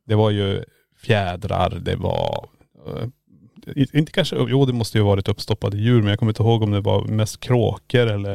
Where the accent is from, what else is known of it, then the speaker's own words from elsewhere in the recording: Norrland, Sweden; vi är från Norrland